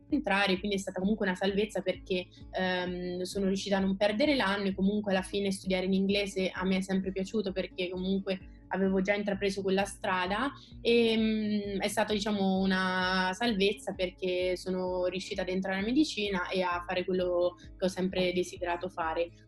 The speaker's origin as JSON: {"language": "Italian", "town": "Perugia", "region": "Umbria", "country": "Italy", "moved": "as an adult", "lives_now": "Rome, Italy", "said": "vengo da Perugia e studio medicina"}